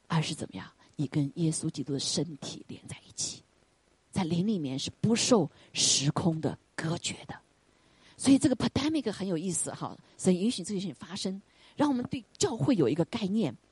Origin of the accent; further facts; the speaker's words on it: China; moved away; 我们中国人